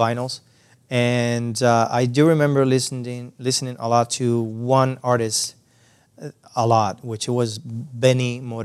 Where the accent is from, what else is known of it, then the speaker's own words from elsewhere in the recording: Cuba; English is a second language; moved away as an adult; also born or lived in San Antonio de los Baños, Cuba; now in Canada; I was born and raised in Cuba.